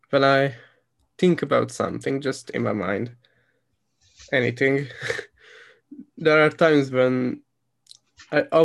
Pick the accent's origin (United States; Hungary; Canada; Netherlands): Hungary; born or raised there; English is a second language